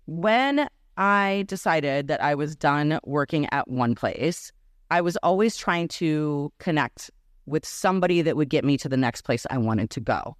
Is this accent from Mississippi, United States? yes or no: no; Minneapolis, Minnesota, United States; first language Serbian; English is a second language; moved away as an adult; now in Chicago, United States; Growing up in Minneapolis